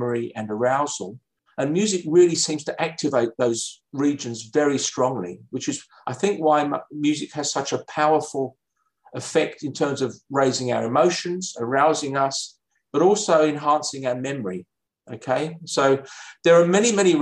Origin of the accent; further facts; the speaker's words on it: London, United Kingdom; moved away as an adult; also born or lived in Cambridge, United Kingdom / Canberra, Australia; now in Perth, Australia; So I'm British originally. I came from London.